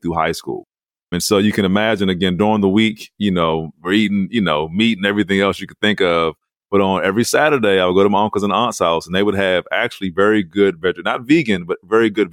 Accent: Calvert County, Southern Maryland, United States; I grew up in Southern Maryland, which was a rural part of Maryland, Calvert County.

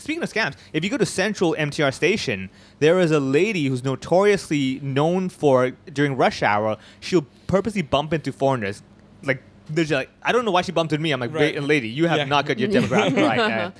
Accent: Hong Kong; I grew up in Hong Kong.

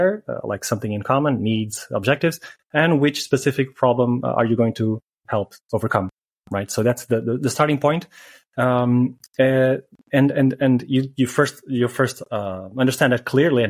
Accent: Portugal; moved away as an adult; when I came back to Portugal

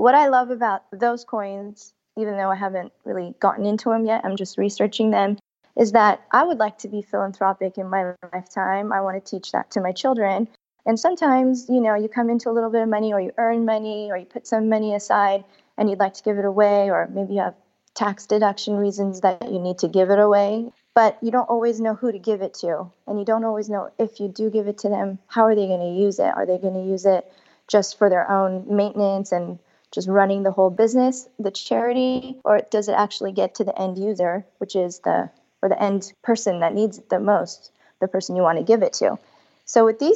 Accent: California, United States; I was born and raised in California

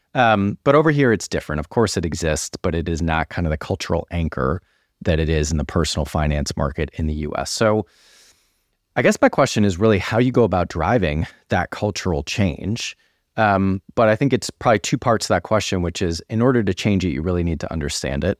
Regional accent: United States; moved away as an adult; now in United Kingdom; as an American who's now been in the U K for almost nine years

